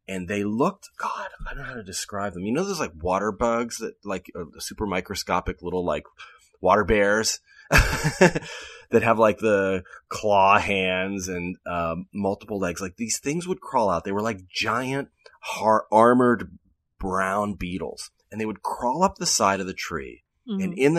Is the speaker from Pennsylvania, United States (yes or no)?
yes; Pennsylvania, United States; now in California, United States; Maybe they exist out here, but I've never seen one around the way I did growing up in Western Pennsylvania.